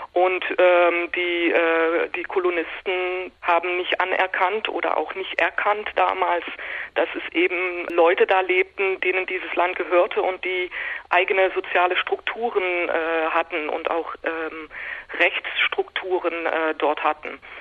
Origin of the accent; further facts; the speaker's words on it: Netherlands; Ich bin selber Niederländerin